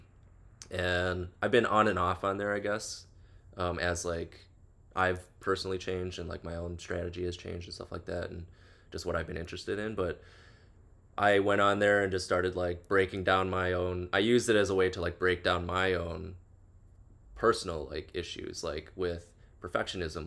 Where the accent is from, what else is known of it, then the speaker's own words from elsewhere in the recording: Chicago, Illinois, United States; now in Los Angeles, United States; I'm from the Midwest, originally Chicago specifically